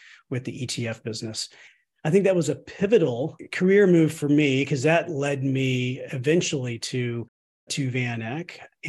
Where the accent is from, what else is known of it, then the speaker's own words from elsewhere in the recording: Austin, Texas, United States; moved away as an adult; also born or lived in Chicago, Illinois / Rockville, Maryland; I'm originally from Austin, Texas